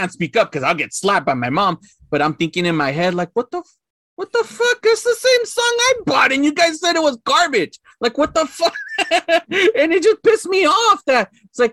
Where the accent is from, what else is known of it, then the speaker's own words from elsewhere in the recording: Los Angeles, California, United States; growing up in East